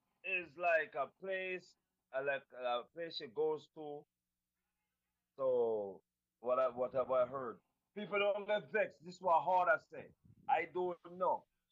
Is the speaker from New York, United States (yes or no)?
no; Little Haiti, Florida, United States; also born or lived in Virgin Islands / Texas; I was born in the Virgin Islands, raised in Little Haiti and Texas. So I don't know about the customs and the stuff that they got going on down these parts.